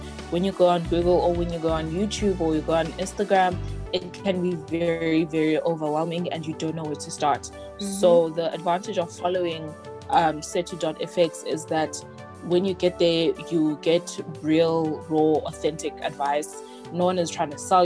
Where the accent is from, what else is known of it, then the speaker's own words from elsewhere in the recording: Eastern Cape, South Africa; now in Pretoria, South Africa; I am originally from the Eastern Cape, currently staying in Pretoria